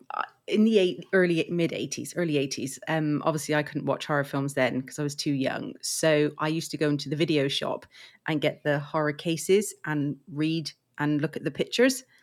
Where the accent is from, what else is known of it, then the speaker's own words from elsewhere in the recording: England, United Kingdom; I'm from England, as you can probably tell by my, uh, accent.